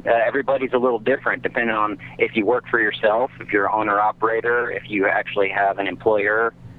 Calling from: Inland Empire, California, United States; I'm calling from Inland Empire.

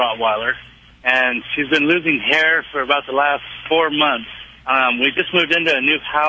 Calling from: Lemoore, California, United States; I'm in Lemoore, California.

